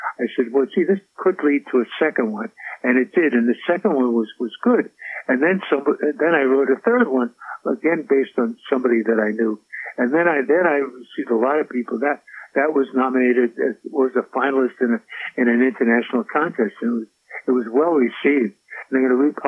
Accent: New York City, New York, United States; also born or lived in Brooklyn, New York / Manhattan, New York / Queens, New York / Staten Island, New York; I feel I'm a New Yorker, born and bred. As I used to say, born in Brooklyn, we were raised in the Bronx

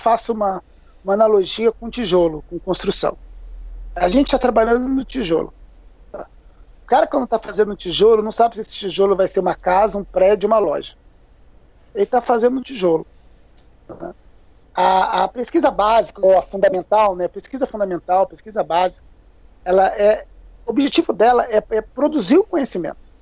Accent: Curitiba, Paraná, Brazil; moved away as an adult; now in São Paulo, Brazil; Eu, eu, eu morei em Curitiba, eu cresci em Curitiba

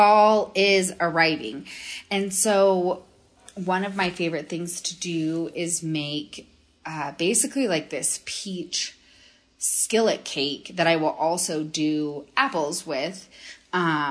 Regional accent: Minnesota, United States; now in Denver, United States; growing up in Minnesota

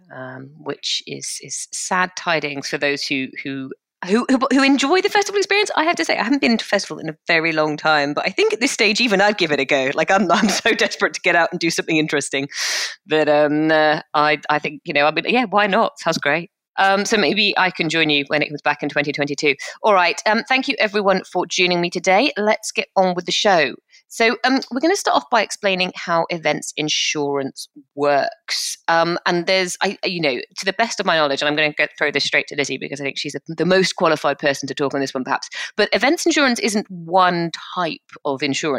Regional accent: United Kingdom; we're British

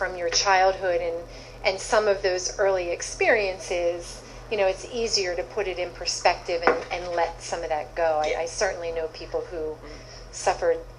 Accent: Philadelphia, Pennsylvania, United States; growing up in Philadelphia, I grew up in a Polish-Irish neighborhood

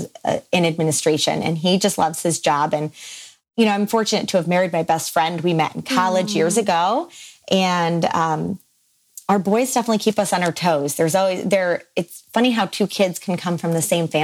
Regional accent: Finger Lakes region of upstate New York, United States; I am born and raised in the Finger Lakes region of upstate New York

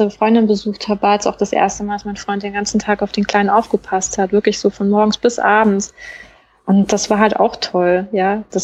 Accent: Garmisch, Bavaria, Germany; born there; ich bin aber in Deutschland geboren, also in Garmisch, {S0} mhm. {S1} ganz im Süden, und habe eigentlich nur die Kindheit, also die jüngsten Jahre bei meinen Großeltern verbracht

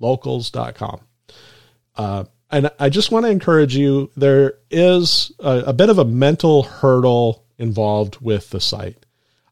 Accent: Minnesota, United States; I'm from Minnesota, upper Midwest

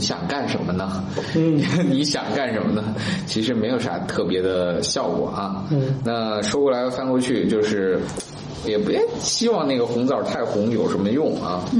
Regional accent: China; 我们中国人吃枣的历史非常非常久远

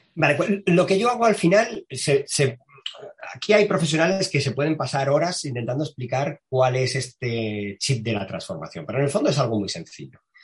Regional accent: Madrid, Community of Madrid, Spain; Soy un chico de Carabanchel, que para el que no sepa qué es Carabanchel, pues es un barrio del extrarradio de Madrid

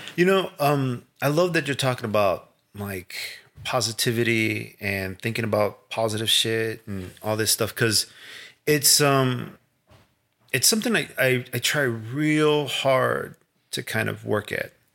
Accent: Chicago, Illinois, United States; growing up in Little Village

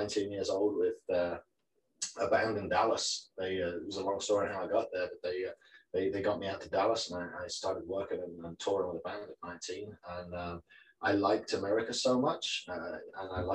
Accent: the north of England, United Kingdom; I grew up in a tiny little village in Northern England, probably about 150 people there.

